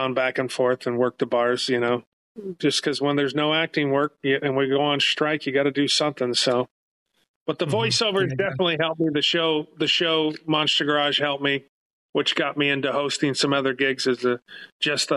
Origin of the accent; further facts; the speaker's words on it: Los Angeles, California, United States; I'm born and raised in San Fernando Valley, Northridge, California